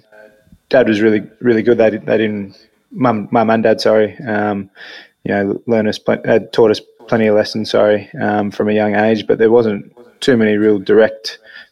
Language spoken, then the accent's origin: English; Canberra, Australian Capital Territory, Australia; I grew up in Canberra